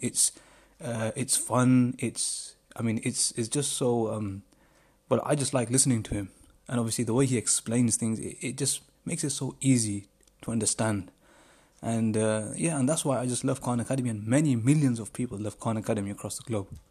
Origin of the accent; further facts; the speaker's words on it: United Kingdom; I'm from the United Kingdom